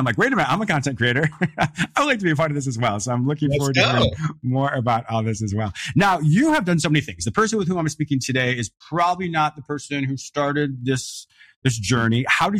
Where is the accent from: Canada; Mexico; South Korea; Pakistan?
Canada; also born or lived in United States; Like I grew up, I'm American, but I grew up in Canada. My parents had a rustic fishing resort.